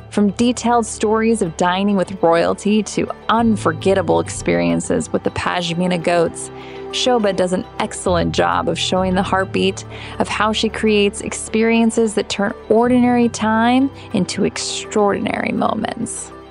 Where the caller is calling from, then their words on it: North Carolina, United States; As I'm joining you from the states in North Carolina, so cool that we get to connect today.